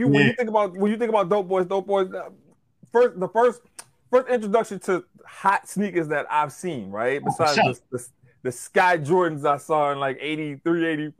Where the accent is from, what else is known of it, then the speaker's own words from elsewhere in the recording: Covington, Louisiana, United States; now in Long Island, United States; I'm from Covington, Louisiana. Nothing grandiose about Covington. About 24 miles outside of New Orleans, right? So, like, safe suburban life.